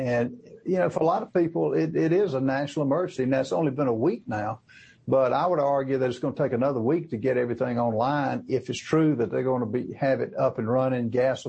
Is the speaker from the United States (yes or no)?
yes; South Carolina, United States; They have a plant in Greenville, South Carolina, which is in my home state of South Carolina